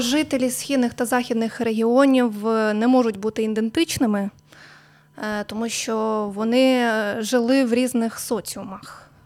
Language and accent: Ukrainian; Mamalyha, Chernivtsi Oblast, Ukraine; все своє життя я проживаю в Чернівецькій області. Народилась я в селі Мамалига